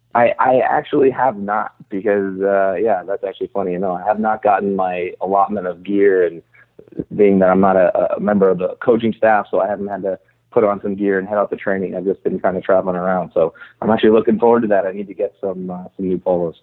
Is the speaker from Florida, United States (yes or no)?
no; Torrance, California, United States; moved away as an adult; also born or lived in Seattle; I grew up in Torrance, uh, so South Bay is is uh, where I spent most of my life